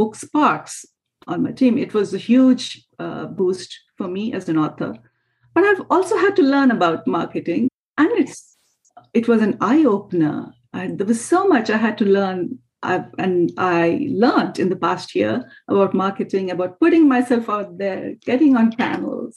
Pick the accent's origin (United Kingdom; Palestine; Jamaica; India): India; moved away; my home country